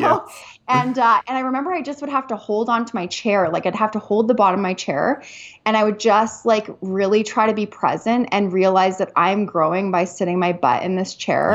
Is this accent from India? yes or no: no; Canada; moved away as an adult; now in United States; I am a Canadian. I am a Canadian